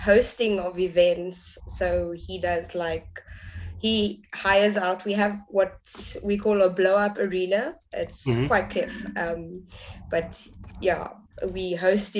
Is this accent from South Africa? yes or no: yes; Cape Town, Western Cape, South Africa; I'm from Cape Town, South Africa.